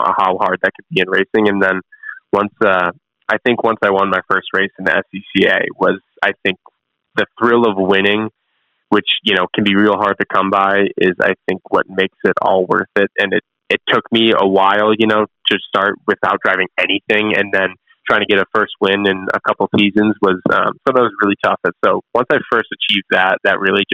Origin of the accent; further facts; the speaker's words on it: Chicago, Illinois, United States; moved away; I'm from Chicagoland area originally